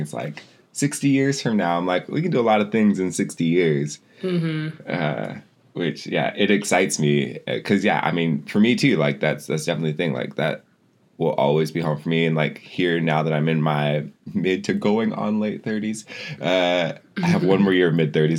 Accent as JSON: {"language": "English", "town": "Lapwai", "region": "Idaho", "country": "United States", "tie": "born or raised there", "said": "I used to like run around this tract of land as a child and, you know, grew up on it all throughout my life."}